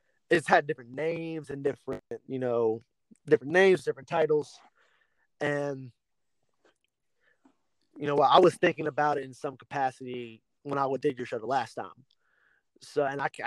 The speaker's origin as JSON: {"language": "English", "town": "Lafayette", "country": "United States", "tie": "born or raised there", "said": "my hometown and the area that we're from"}